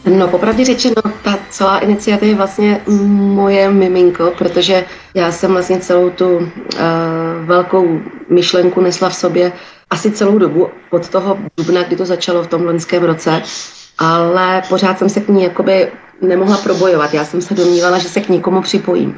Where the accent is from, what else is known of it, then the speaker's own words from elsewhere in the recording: Turnov, Liberec Region, Czechia; já jsem z malého města, já jsem z Turnovat malého. No, jsem z města